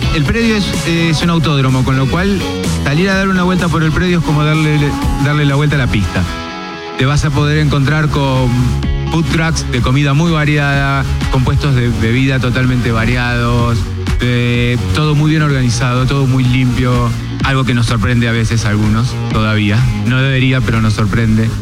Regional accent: Córdoba, Argentina; de Córdoba, de mi provincia

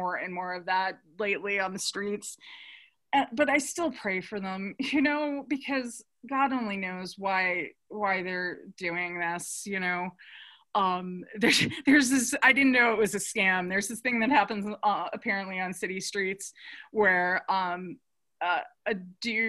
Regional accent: New York, United States; I'm from New York

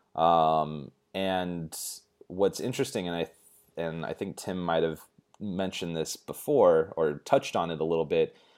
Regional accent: United States; as an American

